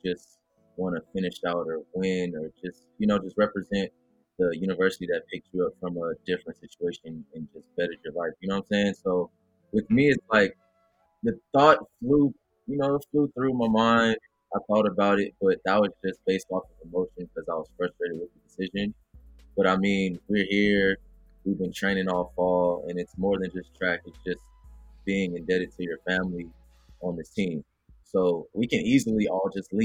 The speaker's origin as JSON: {"language": "English", "town": "Los Angeles", "region": "California", "country": "United States", "moved": "as an adult", "said": "I'm from Los Angeles, California."}